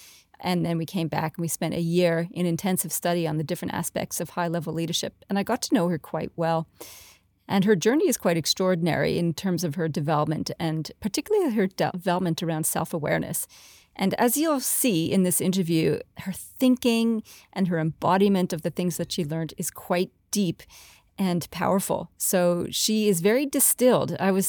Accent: Canada; now in Australia; I'm a Canadian-Australian who loves to work with CEOs

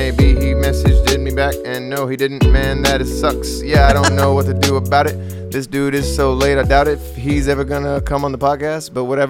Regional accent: Ukraine; I'm from the Ukraine.

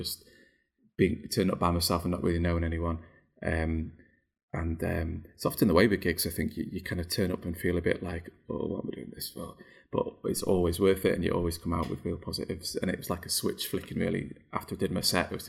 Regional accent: Chester, North West England, United Kingdom; now in Durham, United Kingdom; I'm from the Northwest. I'm from Chester, you know, where Hollyoaks comes from

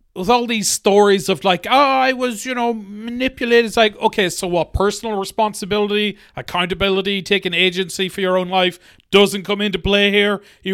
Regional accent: New York, United States; I'm a New Yorker. Fuck Jersey.

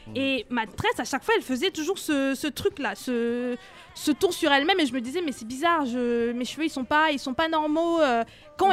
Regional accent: Cameroon; now in France; J'ai grandi au Cameroun

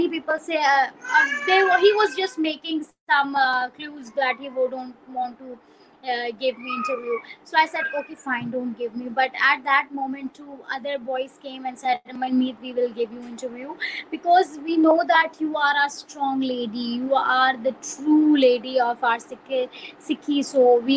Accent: Pakistan; now in Peshawar, Pakistan; I came from another country like that. And, they used to ask me, "Are you Indian?" So I said, "No, I'm Pakistani

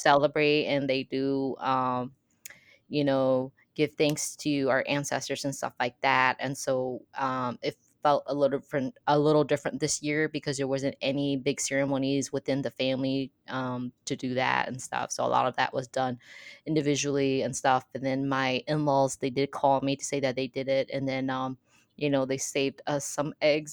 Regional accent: Midwest, United States; I'm from the Midwest

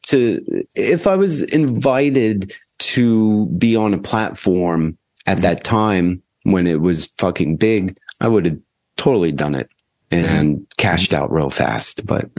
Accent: New Jersey, United States; now in Chicago, United States; New Jersey.

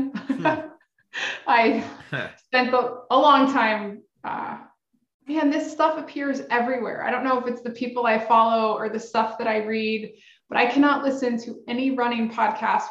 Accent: Marietta, Georgia, United States; now in Atlanta, United States; we spend the rest of our lives telling everybody we grew up in Atlanta

